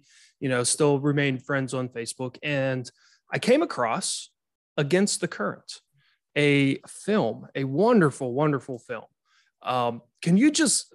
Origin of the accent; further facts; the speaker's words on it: Southwest Pennsylvania, United States; I'm from Pennsylvania, Southwest Pennsylvania